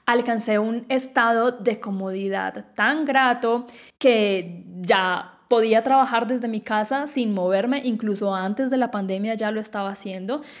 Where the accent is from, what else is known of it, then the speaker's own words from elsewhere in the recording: Quindío, Colombia; moved away as an adult; yo nací en Colombia, en el departamento más chiquito del país, el Quindío, eh, en una ciudad cafetera donde todo el mundo conocía a todo el mundo